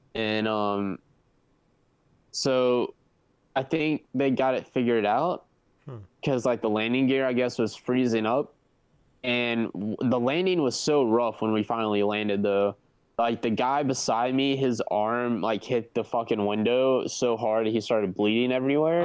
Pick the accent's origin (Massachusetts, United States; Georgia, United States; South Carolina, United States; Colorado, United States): South Carolina, United States; Myrtle Beach; it is in my hometown in Myrtle Beach, South Carolina. So I literally live two minutes away from the festival